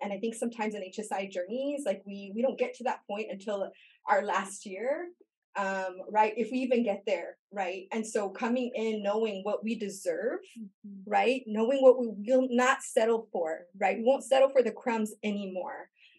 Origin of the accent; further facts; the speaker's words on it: Imperial Valley, California, United States; I grew up in Imperial Valley, California.